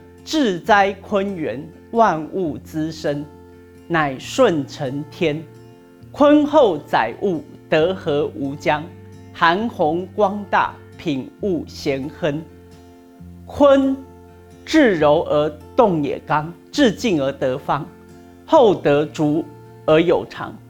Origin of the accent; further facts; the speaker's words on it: China; 就是我们中国人讲的这个太极之道啦